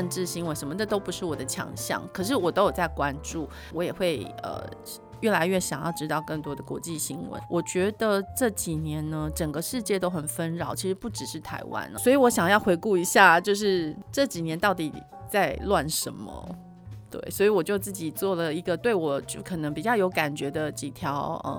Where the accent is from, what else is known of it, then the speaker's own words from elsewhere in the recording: Japan; Chinese is a second language; 包括我们日本人非常非常重视的奥运，也被迫了就是要延期